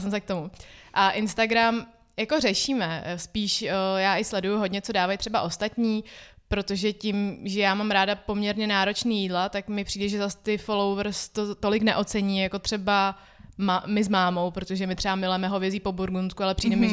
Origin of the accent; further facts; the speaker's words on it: Czechia; also born or lived in Ukraine; jsem se narodila tady v České republice